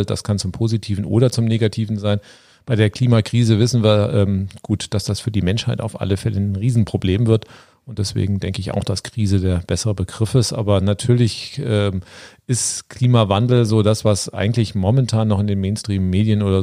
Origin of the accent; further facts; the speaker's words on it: Frankfurt, Hesse, Germany; also born or lived in Swabia / Spain; now in Berlin, Germany; bin, gebürtiger Schwabe, genau. Wir sind zusammen in Frankfurt am Main aufgewachsen, waren mal in Spanien, in Berlin, wohnen jetzt auch in Berlin.